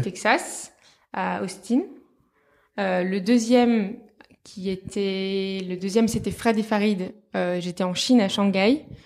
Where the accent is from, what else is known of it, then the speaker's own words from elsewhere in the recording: south of France, France; moved away; also born or lived in Paris; Maintenant je travaille à Paris mais à la base je viens du sud de la France